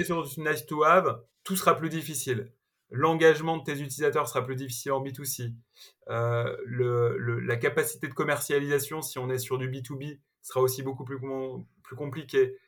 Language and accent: French; Malakoff, Île-de-France, France; j'ai grandi dans une ville de la banlieue parisienne qui s'appelle Malakoff